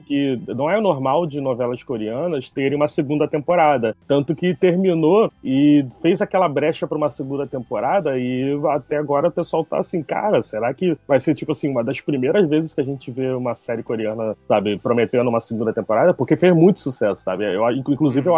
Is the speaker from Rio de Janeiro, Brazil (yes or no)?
yes; Mesquita, Rio de Janeiro, Brazil; eu sou do Rio de Janeiro também, né? É, mais precisamente, eu sou de Mesquita, né? Da Baixada Fluminense.